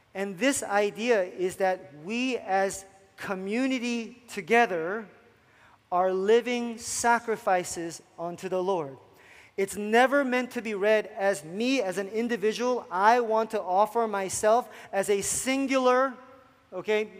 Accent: New Jersey, United States; moved away; i come from South Jersey where it becomes a huge issue

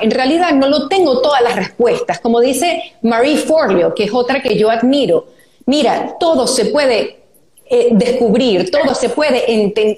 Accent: Venezuela; somos las dos venezolanas

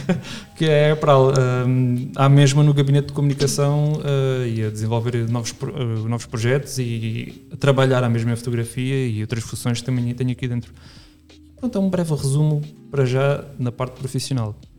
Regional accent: Reguengos de Monsaraz, Alentejo, Portugal; also born or lived in Lisbon; eu, eu nasci e fui criado em, em Reguengos não dentro de Reguengos, mas, mas sim em Reguengos

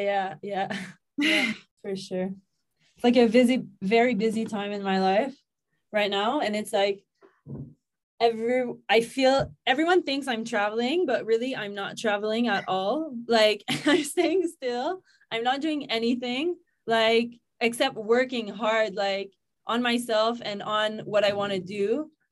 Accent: Gatineau, Quebec, Canada; now in Mexico; I'm from Gatineau in Quebec, Canada.

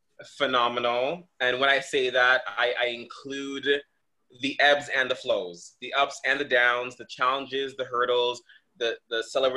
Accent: Toronto, Ontario, Canada; Khadija and I grew up in the Toronto dance community.

